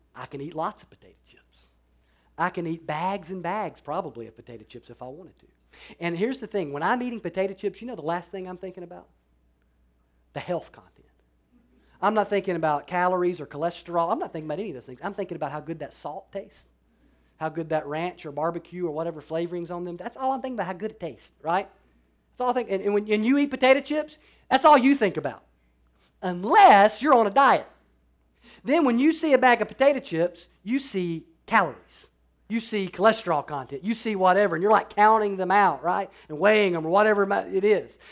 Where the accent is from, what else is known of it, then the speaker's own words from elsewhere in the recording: Alabama, United States; I'm from Alabama